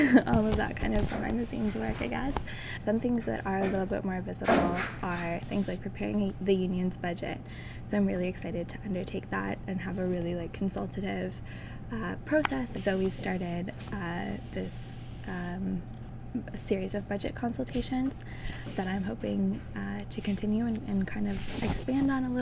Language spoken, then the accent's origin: English; Ottawa, Ontario, Canada; now in Halifax, Canada; I'm from Ottawa.